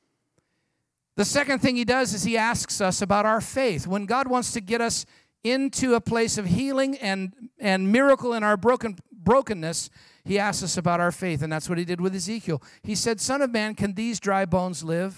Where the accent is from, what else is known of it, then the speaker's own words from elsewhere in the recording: San Jose, California, United States; I'm from San Jose, California, as Pastor John mentioned